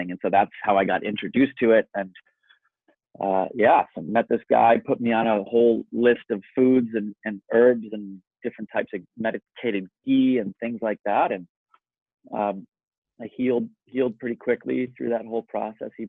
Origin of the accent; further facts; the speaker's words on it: Kerala, India; And, and I am from Kerala, India, and I work directly in this world.